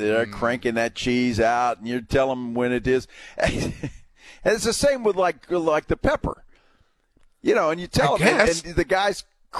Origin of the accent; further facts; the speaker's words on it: Alice, Texas, United States; that's my hometown